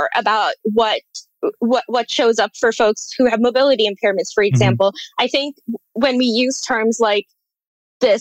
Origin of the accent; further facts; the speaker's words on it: India; moved away; I grew up birding in India.